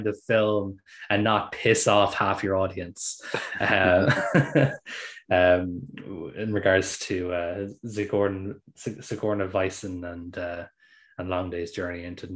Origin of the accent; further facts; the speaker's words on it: Ireland; I'm Irish